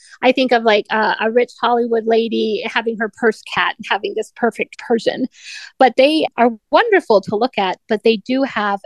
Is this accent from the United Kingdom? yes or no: no; Canada; I grew up in Canada, so of course I love my native country as well.